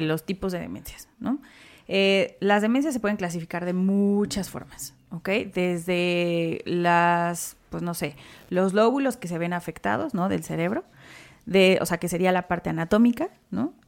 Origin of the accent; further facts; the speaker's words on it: Mexico; como buen mexicano